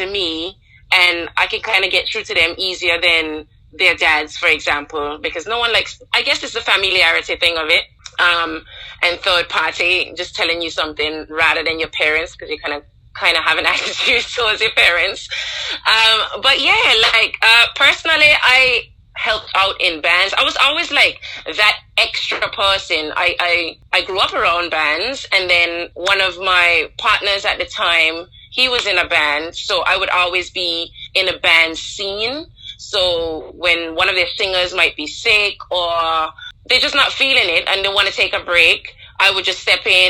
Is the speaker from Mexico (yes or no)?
no; Anguilla; growing up in Anguilla, I could definitely say one thing that stands out is how close-knit the community was